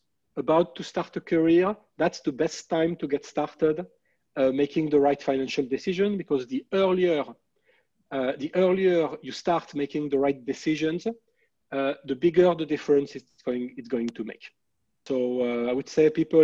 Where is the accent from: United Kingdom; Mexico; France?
France; English is a second language; moved away as an adult; also born or lived in Philadelphia, United States; now in Montreal, Canada; you may be able to tell by listening to my English that I'm from France